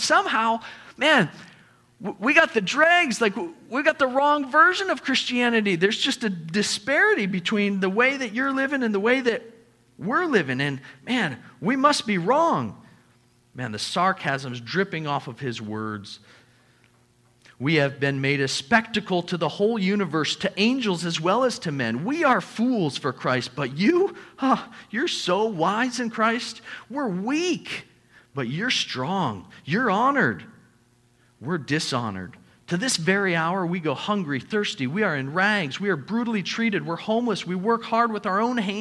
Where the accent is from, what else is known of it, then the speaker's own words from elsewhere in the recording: United States; also born or lived in Papua New Guinea; us as the American church